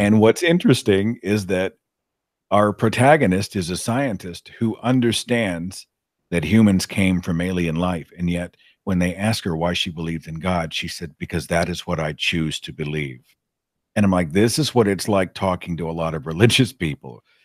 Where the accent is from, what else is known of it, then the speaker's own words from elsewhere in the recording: the Bible Belt, United States; I happen to be born into a Christian home in the middle of the Bible Belt U S